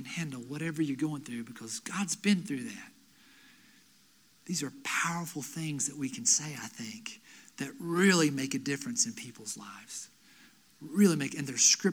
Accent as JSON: {"language": "English", "town": "Asheville", "region": "North Carolina", "country": "United States", "tie": "born or raised there", "also_born_or_lived": "Lenoir, North Carolina", "said": "I grew up in Asheville. Moved to Lenoir between my freshman year of high school and my sophomore year of high school"}